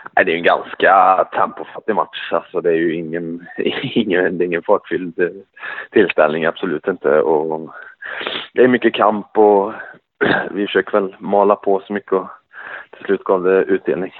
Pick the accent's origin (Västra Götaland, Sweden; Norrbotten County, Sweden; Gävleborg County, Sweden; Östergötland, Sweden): Västra Götaland, Sweden; Skövde; jag bor i Skövde ja. Så nu är det på hemmaplan där vi kommer ifrån